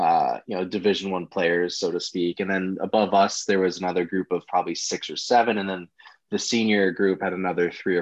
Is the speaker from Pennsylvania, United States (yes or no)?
no; Minneapolis, Minnesota, United States; I'm from Minneapolis, Minnesota.